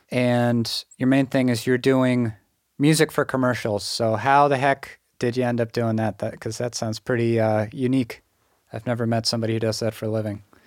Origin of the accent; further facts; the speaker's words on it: Western Massachusetts, United States; I'm from Western Massachusetts, so not really Boston area at all.